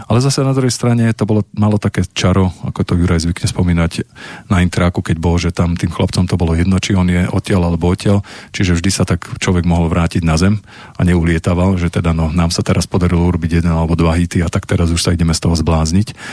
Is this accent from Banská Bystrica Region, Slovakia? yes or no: yes; Rimavská Sobota, Banská Bystrica Region, Slovakia; tam v, tej, v rámci tohto ja som bol doma v Rimavskej sobote a, a pozeral som Vivu